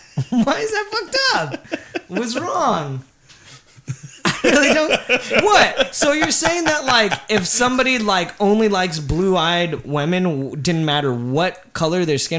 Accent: South Gate, California, United States; I was born brown, so I like brown. I don't know. Maybe it's because I grew up in like Southgate and like it was nothing but brown people

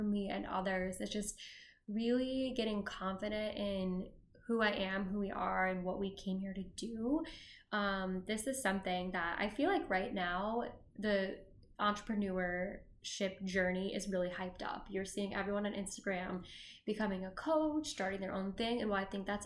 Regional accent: a few hours from Chicago, Illinois, United States; now in Chicago, United States; I grew up not in Chicago, but a few hours from here, and there's this big light show in Peoria

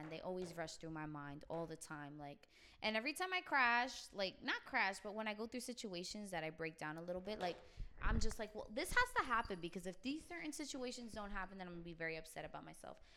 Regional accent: Queens, New York, United States; Yes, I'm from Queens

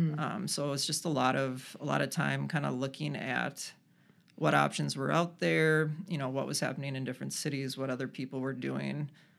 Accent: Rochester, New York, United States; I grew up in Rochester, lived here for a number of years, and then kind of swore the town off, moved away to the cities

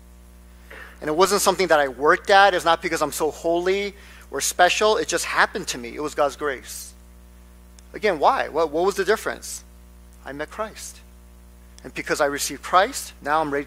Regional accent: Nebraska, United States; moved away; I grew up in Nebraska.

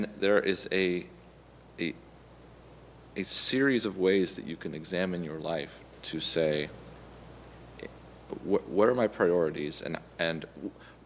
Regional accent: Marin County, California, United States; I grew up in Marin County, California

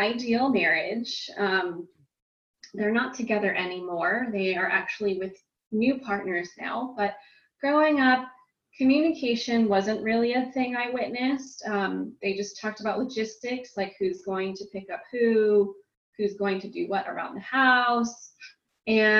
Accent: California, United States; I am from California in the United States

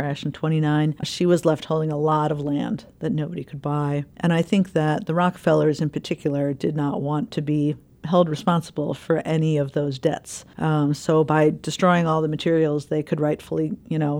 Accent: Chicago, Illinois, United States; I grew up in the Chicagoland area.

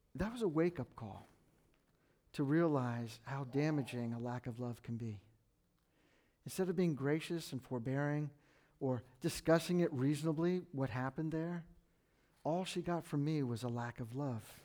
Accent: McLean, Virginia, United States; also born or lived in Washington, D.C. / Fairfax, Virginia; I was born at Georgetown Hospital, I grew up in McLean, and I, I live in Fairfax now, and, and I know the Northern Virginia lifestyle

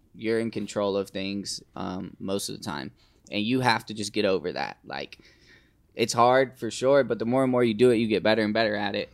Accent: Fernandina Beach, Florida, United States; moved away; I'm from the Fernandina side, but most people know Amelia Island

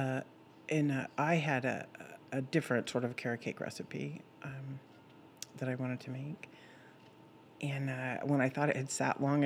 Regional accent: California, United States; moved away as an adult; also born or lived in Austin, Texas; now in Lexington, United States; I'm from California, which I'm probably not supposed to say, but I lived there for 29 years

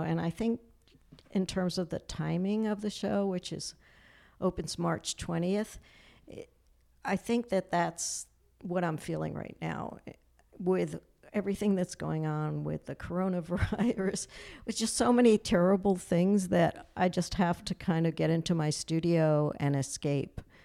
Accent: New York City, New York, United States; I was born on Manhattan Island and, um, I just grew up, like, kind of playing in the streets and in Yorkville

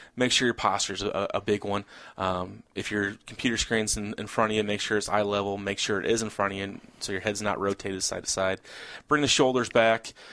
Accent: Peoria, Illinois, United States; born and raised in Peoria area. I uh, was uh, gr- grew up right outside of uh, Peoria

